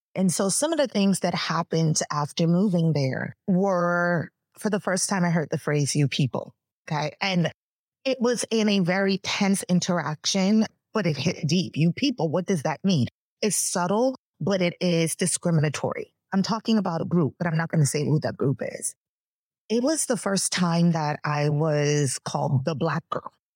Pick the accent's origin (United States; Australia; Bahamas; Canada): Bahamas; moved away; I am from the Bahamas. Our country is about 85% Black. So growing up, almost everybody looked just like me